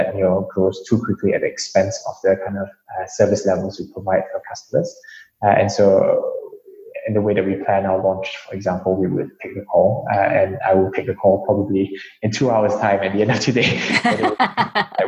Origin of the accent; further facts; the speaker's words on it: Singapore; I'm East Asian myself. I grew up in Singapore